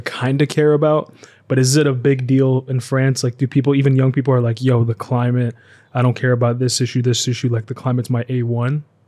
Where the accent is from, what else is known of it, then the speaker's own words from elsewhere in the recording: United States; I grew up mainly in America